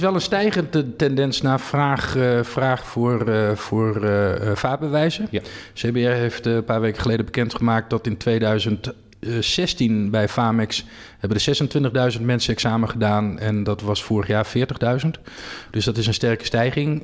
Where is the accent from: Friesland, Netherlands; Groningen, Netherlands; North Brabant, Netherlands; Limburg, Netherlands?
Friesland, Netherlands; moved away; Ik ben een Fries van, eh, van huis uit